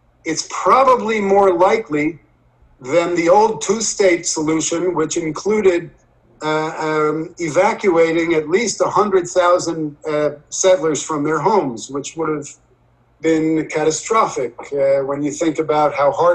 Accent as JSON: {"language": "English", "town": "Leonia", "region": "New Jersey", "country": "United States", "tie": "born or raised there", "moved": "yes", "said": "I grew up in Leonia"}